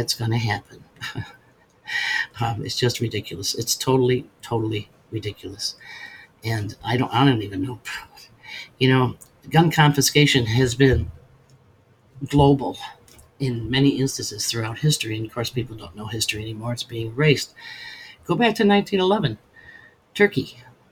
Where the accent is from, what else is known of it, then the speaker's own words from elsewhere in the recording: Western New York, United States; now in Alabama, United States; I grew up in Western New York on Lake Erie